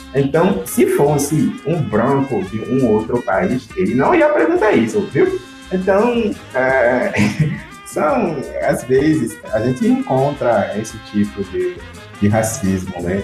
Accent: Benin; Portuguese is a second language; now in Brazil; Eu não sou brasileiro, né? Eu vim da África, eu sou de Benin

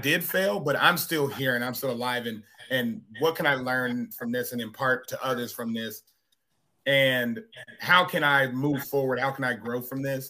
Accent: Arkansas, United States; I'm from Arkansas

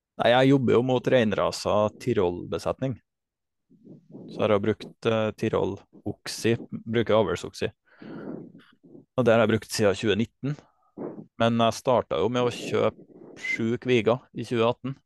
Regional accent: Namdalseid, Trøndelag, Norway; jeg kommer fra Namdalseid og bor nå på heimgården min, som jeg har tatt over i lag med familien min

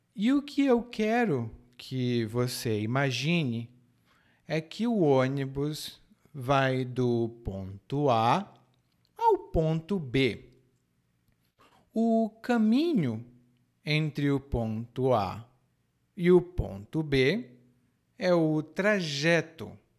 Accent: Brazil; now in Salvador, Brazil; como era a minha cidade natal

